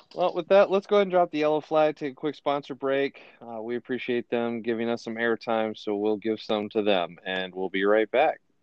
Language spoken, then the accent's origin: English; Ohio, United States; I'm from Ohio